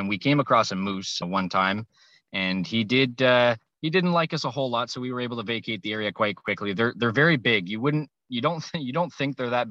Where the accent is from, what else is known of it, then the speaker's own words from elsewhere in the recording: Moncton, New Brunswick, Canada; I am from New Brunswick, Moncton, New Brunswick, big old city here of about a couple thousand people.